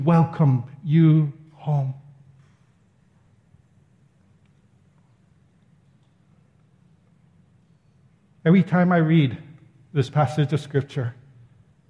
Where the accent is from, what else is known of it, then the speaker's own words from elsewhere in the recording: Ewa Beach, Hawaii, United States; I'm just a local boy that lives in the Eva Beach